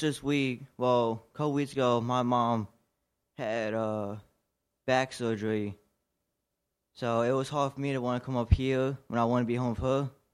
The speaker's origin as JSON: {"language": "English", "area": "Washington County", "region": "Maryland", "country": "United States", "said": "I'm from Washington County, Maryland"}